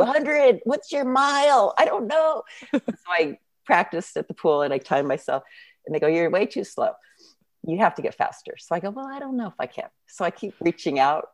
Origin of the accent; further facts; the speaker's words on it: San Jose, California, United States; now in Santa Cruz, United States; I grew up in San Jose, but I live um, in Santa Cruz area now